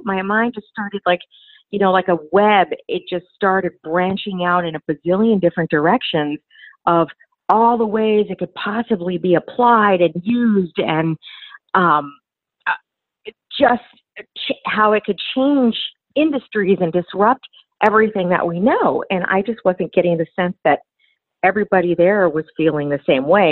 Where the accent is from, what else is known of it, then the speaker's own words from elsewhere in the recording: Los Angeles, California, United States; also born or lived in Phoenix / Dallas; my hometown, Los Angeles